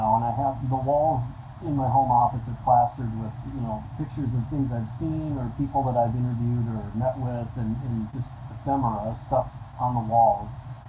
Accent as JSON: {"language": "English", "town": "Cottage Grove", "region": "Minnesota", "country": "United States", "tie": "born or raised there", "said": "I grew up in Cottage Grove, which is"}